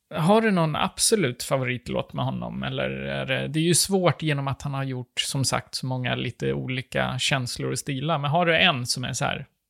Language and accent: Swedish; Sweden; jag är svensk